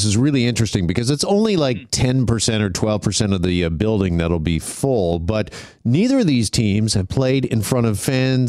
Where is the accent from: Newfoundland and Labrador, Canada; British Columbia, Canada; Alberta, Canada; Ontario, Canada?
Ontario, Canada; Burlington; I was growing up in Burlington